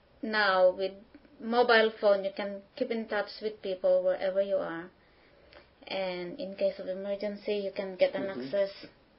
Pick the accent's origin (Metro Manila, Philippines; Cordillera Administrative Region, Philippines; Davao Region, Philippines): Cordillera Administrative Region, Philippines; Baguio; I'm from Baguio City. It's in Luzon Island. It's very busy. It's the summer capital of Philippines.